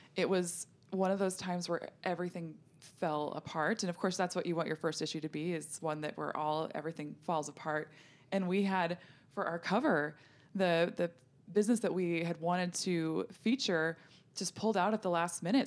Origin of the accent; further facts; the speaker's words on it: North Dakota, United States; I grew up in North Dakota where we had a hot tub